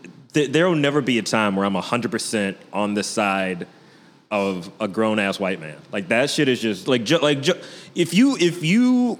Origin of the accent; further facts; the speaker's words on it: Texas, United States; born there; No, I was born in Texas. I got my godfather's in Texas. I got friends in Texas.